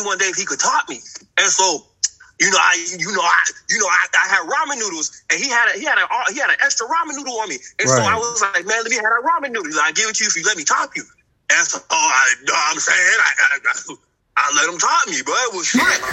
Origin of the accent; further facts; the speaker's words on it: Oakland, California, United States; moved away; I come from Oakland